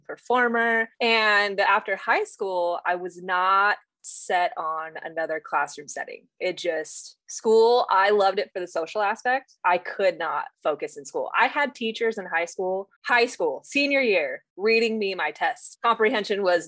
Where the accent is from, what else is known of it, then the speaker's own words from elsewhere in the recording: Northern Utah, United States; born and raised in Northern Utah, beautiful state